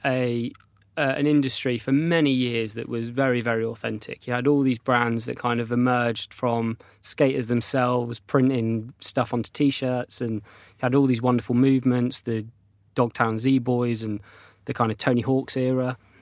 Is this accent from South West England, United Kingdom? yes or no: yes; North Devon, South West England, United Kingdom; when I was a child, I grew up in North Devon on the south coast.